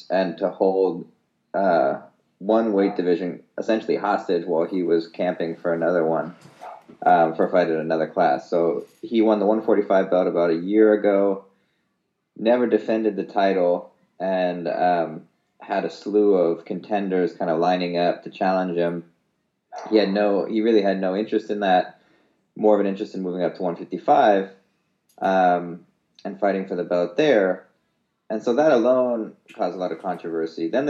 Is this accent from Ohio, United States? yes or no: no; San Francisco, California, United States; I was born in San Francisco